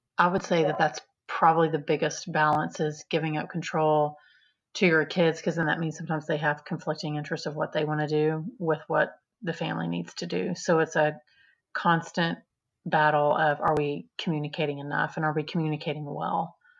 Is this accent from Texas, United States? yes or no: yes; Texas, United States; also born or lived in Austin, Texas; I'm a Texan